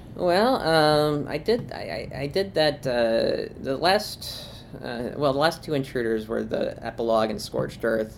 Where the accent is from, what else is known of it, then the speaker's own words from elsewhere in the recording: Springfield, Ohio, United States; moved away; also born or lived in Buffalo, New York; I actually grew up about uh, thirty minutes from Columbus in Springfield, oh, okay. Ohio. Um, I was born in Buffalo, lived in Springfield for 15 years